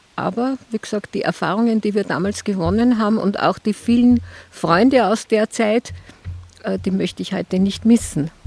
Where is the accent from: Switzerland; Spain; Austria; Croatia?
Austria; bei uns in Österreich